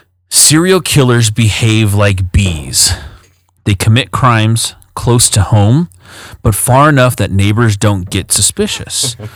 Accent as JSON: {"language": "English", "town": "Aurora", "country": "United States", "said": "Me, I'm from Aurora."}